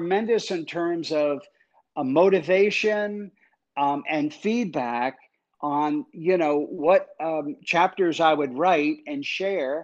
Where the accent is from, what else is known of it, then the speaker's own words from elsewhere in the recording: Jersey Shore, New Jersey, United States; my mom was a single parent. She left my dad and we moved from North Jersey to the Jersey Shore